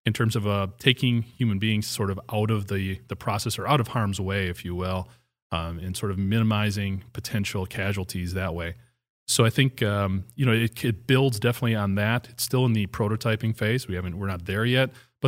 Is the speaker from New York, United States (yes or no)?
no; Hustisford, Wisconsin, United States; I don't live there anymore. My hometown, it's where I went to high school, where I grew up.